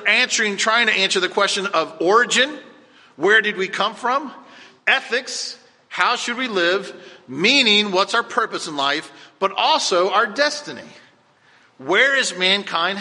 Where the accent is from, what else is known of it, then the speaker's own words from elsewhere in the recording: Cocoa Beach, Florida, United States; I remember going on my grandparents' porch growing up in Cocoa Beach